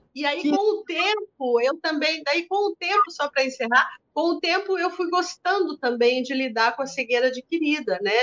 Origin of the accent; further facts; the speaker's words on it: Brazil; lá em Tararé, na cidade onde eu nasci, no colégio de freiras, onde eu estudei